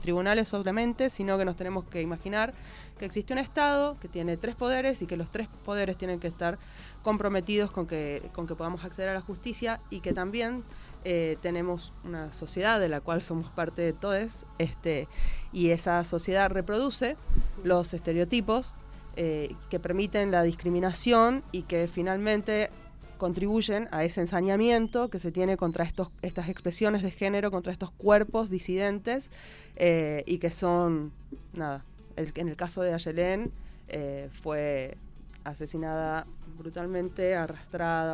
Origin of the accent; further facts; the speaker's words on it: Tucumán, Argentina; en Tucumán, de donde vengo yo